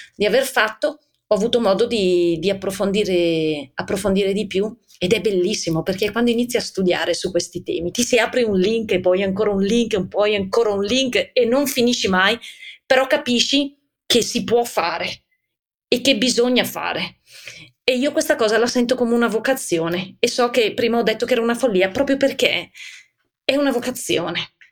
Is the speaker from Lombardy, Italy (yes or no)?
yes; Bergamo, Lombardy, Italy; poi si sente dall'accento. Io son di Bergamo